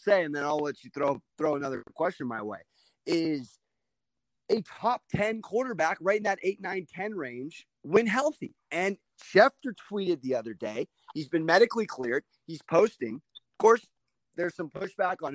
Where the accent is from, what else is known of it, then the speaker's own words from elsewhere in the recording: San Diego, California, United States; moved away as an adult; now in Los Angeles, United States; I'm born and raised in San Diego. I now live up in L.A.